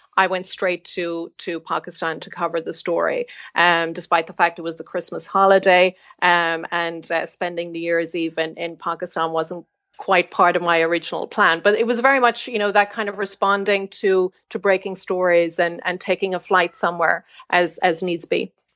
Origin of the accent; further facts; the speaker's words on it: Ireland; moved away as an adult; also born or lived in Belfast; growing up in the Republic